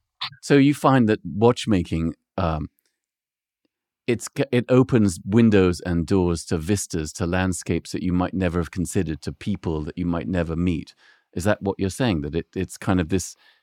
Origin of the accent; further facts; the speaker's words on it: London, United Kingdom; also born or lived in Casablanca, Morocco; And I think my mother was French, so I grew up in London and Casablanca and spent a lot of time in Paris.